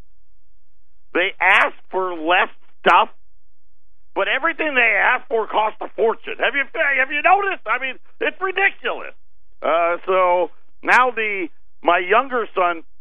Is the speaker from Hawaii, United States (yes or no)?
no; Syracuse, New York, United States; now in Arizona, United States; I grew up in Syracuse, New York. For those of you that didn't know, that's my hometown